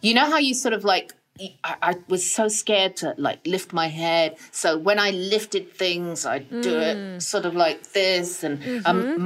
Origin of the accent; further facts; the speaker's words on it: England, United Kingdom; moved away; I'm English and we don't want to make a fuss